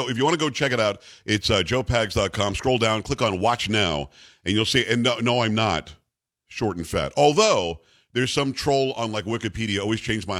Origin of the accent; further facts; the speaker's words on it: New York, United States; moved away; also born or lived in Rochester / Albany; I'm from New York originally, Metro New York. I worked there for a long time. I used to do radio locally in Rochester and Albany.